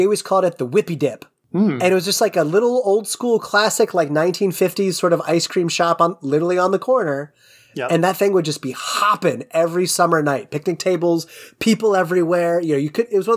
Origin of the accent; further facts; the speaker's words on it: New England, United States; moved away; also born or lived in Midwest; So I'm originally from New England. The town I was from had a Friendly's in it.